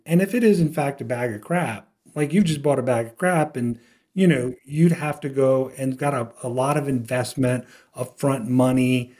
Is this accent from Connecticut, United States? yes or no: no; South Louisiana, United States; moved away as an adult; now in Austin, United States; I grew up in South Louisiana, all the way south